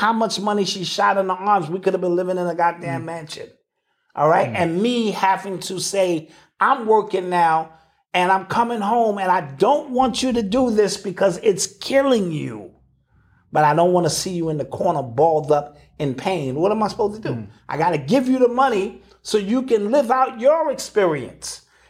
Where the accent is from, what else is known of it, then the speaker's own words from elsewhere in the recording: Akron, Ohio, United States; So I'm from Akron, has always given out, you know, shoes and food and, you know, how it feels to grow up.